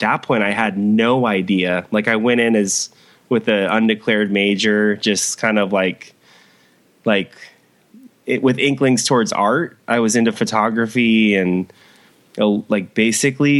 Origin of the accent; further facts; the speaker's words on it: San Clemente, California, United States; where I grew up in San Clemente now. And I've been here for like, I guess about 10 years now. So, born and raised Southern California.